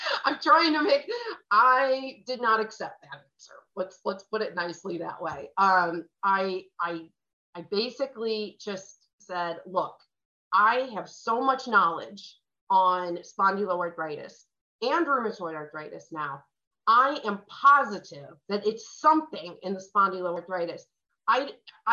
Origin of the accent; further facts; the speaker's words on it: St. Louis, Missouri, United States; moved away as an adult; also born or lived in Los Angeles, California / Phoenix, Arizona; I'm from St. Louis